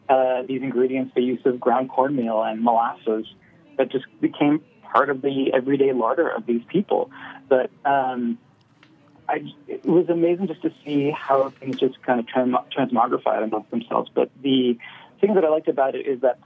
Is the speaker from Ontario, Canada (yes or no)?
no; Nova Scotia, Canada; Where I grew up in Nova Scotia